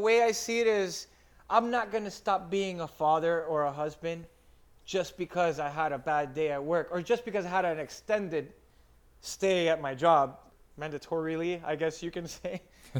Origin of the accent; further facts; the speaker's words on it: Miami, Florida, United States; Mind you, I came from Miami, and I went to a slower-paced place where I live